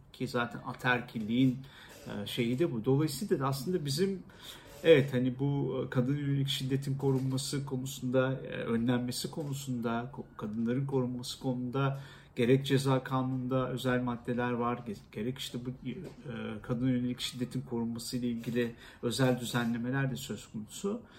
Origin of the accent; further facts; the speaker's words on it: Istanbul, Turkey; also born or lived in Erzincan; küçük yaşlarda İstanbul'a geldiğim için, e, iki, e, bir buçuk, iki yaşında. Ondan sonra hiç, e, doğduğum yeri Erzincan'ı görme imkanım olmamıştı.